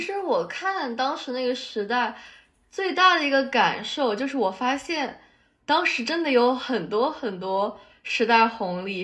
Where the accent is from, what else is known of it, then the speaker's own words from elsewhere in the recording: Shanghai, China; moved away as an adult; now in United States; 让我们这种在上海长大的小朋友重新 有了，想要再学沪语